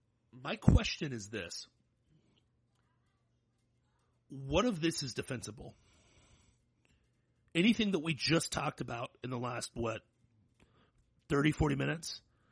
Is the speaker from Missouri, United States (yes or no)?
no; Florida, United States; I'm proud to be a Floridian